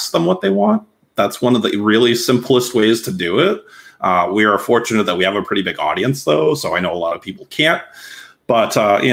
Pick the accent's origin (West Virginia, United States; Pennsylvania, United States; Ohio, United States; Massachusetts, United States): Massachusetts, United States; I worked local journalism at a local newspaper where I grew up in Massachusetts